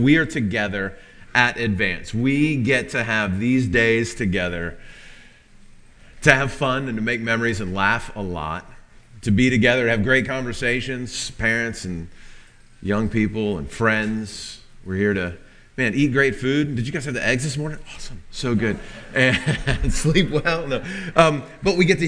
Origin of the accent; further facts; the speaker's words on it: Northern Virginia, United States; moved away; I grew up in Northern Virginia, just outside of D.C.